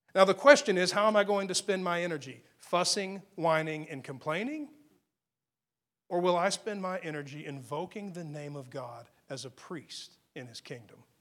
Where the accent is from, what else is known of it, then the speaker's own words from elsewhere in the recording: Texas, United States; accent: Texas tongue; I'm from Texas